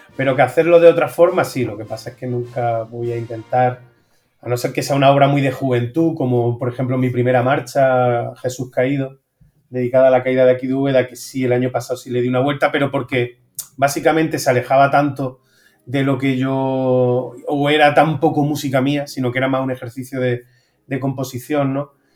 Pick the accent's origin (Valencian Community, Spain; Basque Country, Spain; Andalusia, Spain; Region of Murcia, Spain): Andalusia, Spain; Úbeda; La hago todos los años en Úbeda y muy contento de, poder hacerla en mi tierra